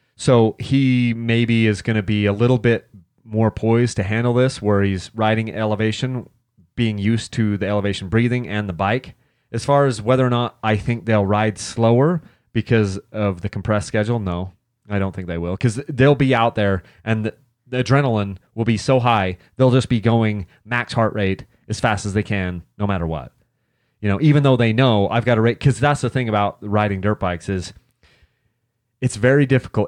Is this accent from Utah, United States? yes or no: yes; Utah, United States; I'm from Utah